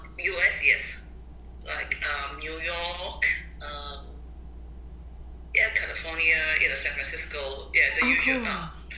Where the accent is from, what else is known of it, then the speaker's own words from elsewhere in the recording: Tokyo, Japan; born there; also born or lived in Macau; So I was born in Japan. My parents are from China.